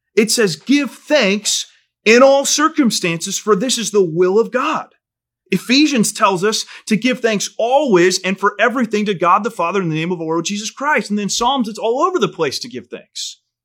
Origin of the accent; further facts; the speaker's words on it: United States; for a kid growing up in America, I'd never skipped a meal in my life